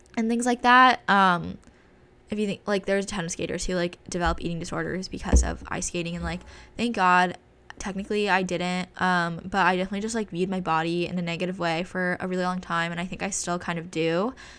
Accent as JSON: {"language": "English", "region": "California", "country": "United States", "said": "we're from California"}